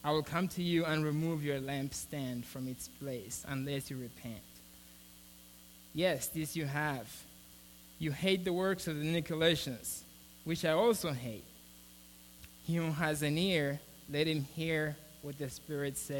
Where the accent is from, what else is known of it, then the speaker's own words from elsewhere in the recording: Mozambique; now in United States; I'm from Mozambique